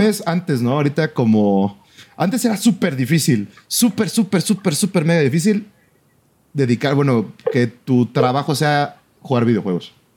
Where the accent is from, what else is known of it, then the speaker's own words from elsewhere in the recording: Mexico; fue en una escuela ah, de donde yo soy originario, ¿no? De mi ciudad, de, mi ciudad natal.